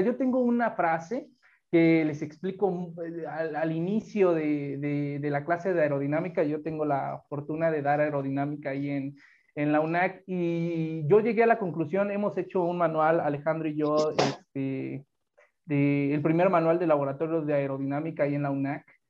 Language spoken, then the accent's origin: Spanish; Mexico; somos mexicanos